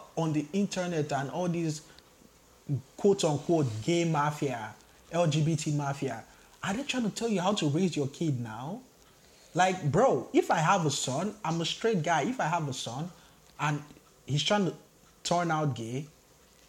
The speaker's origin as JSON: {"language": "English", "country": "Nigeria", "tie": "born or raised there", "moved": "as an adult", "lives_now": "Canada", "said": "I grew up 17 years in Nigeria."}